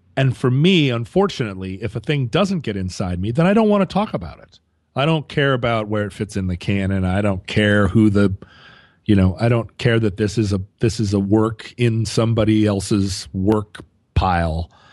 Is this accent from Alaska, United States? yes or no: yes; Anchorage, Alaska, United States; moved away; also born or lived in Seattle; when I was growing up in Anchorage, I, I had a Vespa